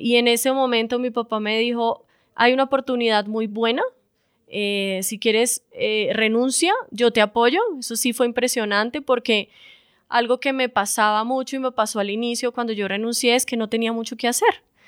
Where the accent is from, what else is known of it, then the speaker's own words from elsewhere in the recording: Bucaramanga, Santander, Colombia; moved away; also born or lived in Bogotá; soy de Bucaramanga